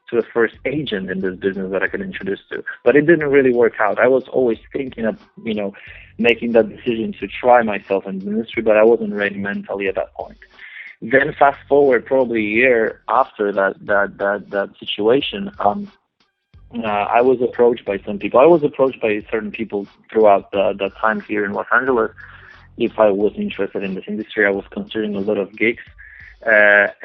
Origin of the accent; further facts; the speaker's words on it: Poland; English is a second language; when I was growing up in Poland, I, I, I watched a lot of uh, television channels and, and shows and music in English